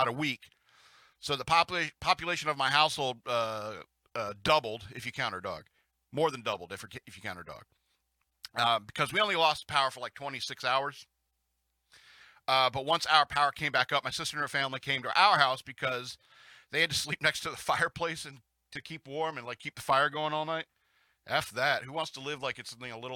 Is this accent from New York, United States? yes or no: yes; Lake Placid, New York, United States; growing up in Lake Placid, New York